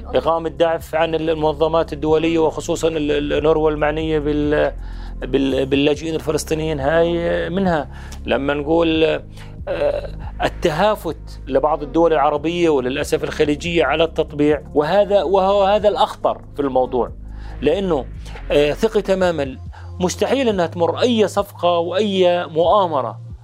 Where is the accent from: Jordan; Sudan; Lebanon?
Jordan; أنا نائب أردني من أصول فلسطينية